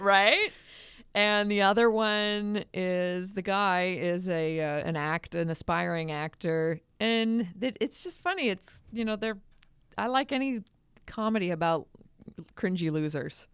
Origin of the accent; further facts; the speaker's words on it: Massachusetts, United States; moved away; I'm from Massachusetts